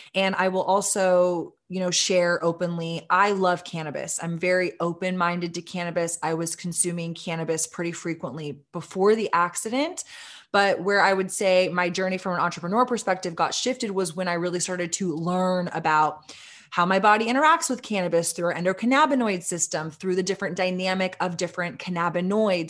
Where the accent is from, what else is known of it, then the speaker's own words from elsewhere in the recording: Austin, Texas, United States; my hometown of Austin, Texas